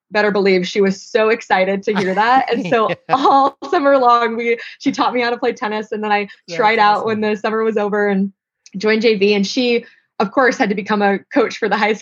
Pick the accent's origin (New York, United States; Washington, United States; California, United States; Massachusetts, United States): California, United States; Santa Clarita; growing up in Santa Clarita, was only about a 3-hour drive from there